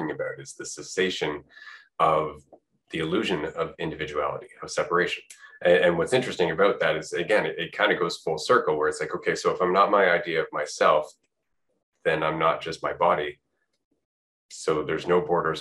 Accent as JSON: {"language": "English", "country": "Canada", "said": "I'm from Canada"}